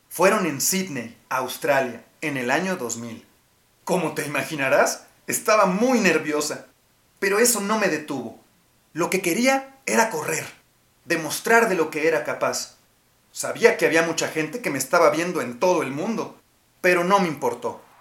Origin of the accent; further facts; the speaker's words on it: Nogales, Sonora, Mexico; born there; Nací en Nogales, Sonora, y desde muy chiquita era inquieta.